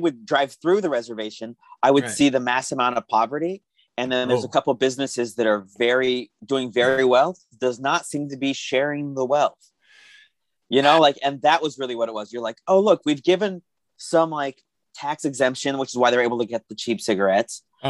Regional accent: Tucson, Arizona, United States; where I grew up in Tucson, Arizona, the Native mm-hmm. Americans, we had the reservation that was right outside of city limits

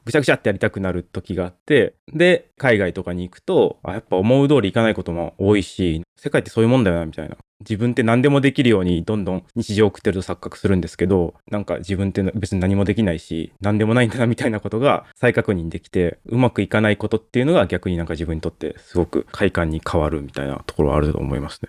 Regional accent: Hyogo, Japan; moved away as an adult; also born or lived in Tokyo; 僕は兵庫県出身で、でかなりもう田舎の方でもう限界集落みたいなところで育ったんですよね

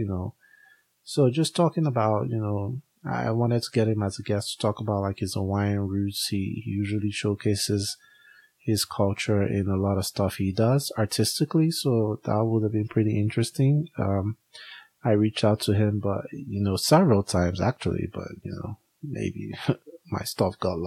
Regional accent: Nigeria; now in United States; We are both Africans. I'm Nigerian

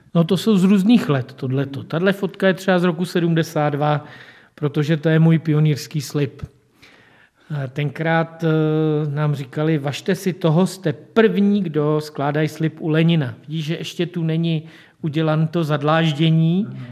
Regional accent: České Budějovice, South Bohemian Region, Czechia; já jsem se už narodil v Budějovicích

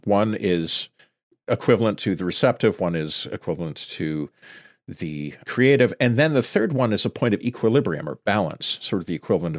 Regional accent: Sudbury, Ontario, Canada; my hometown, Sudbury.

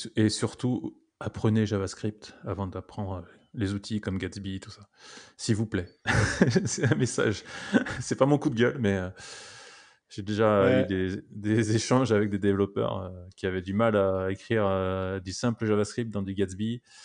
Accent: France; on est français

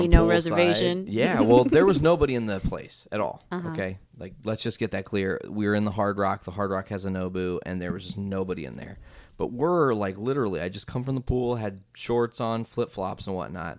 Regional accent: Midwest, United States; And I mean, I'm from the Midwest.

